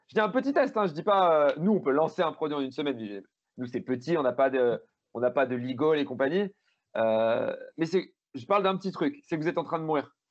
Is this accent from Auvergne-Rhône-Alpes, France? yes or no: yes; Grenoble, Auvergne-Rhône-Alpes, France; Je suis grenoblois, mais je monte à Paris deux jours par, par mois